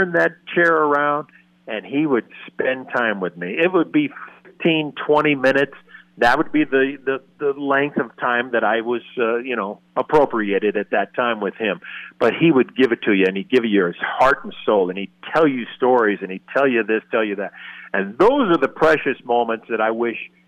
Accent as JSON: {"language": "English", "region": "Colorado", "country": "United States", "tie": "born or raised there", "also_born_or_lived": "Northern California / San Diego", "moved": "yes", "said": "I was born and raised in Colorado, moved to California, but Northern California"}